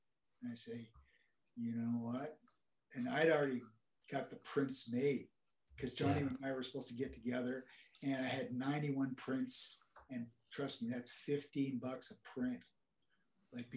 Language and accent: English; Oakville, Ontario, Canada; we're from Oakville